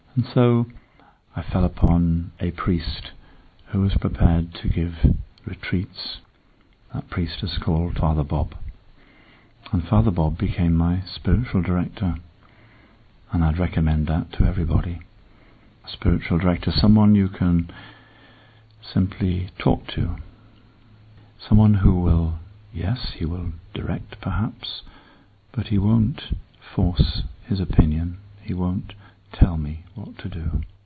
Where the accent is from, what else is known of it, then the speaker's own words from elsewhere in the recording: Northumberland, North East England, United Kingdom; I was born beyond the Roman wall which separates England and Scotland in Northumberland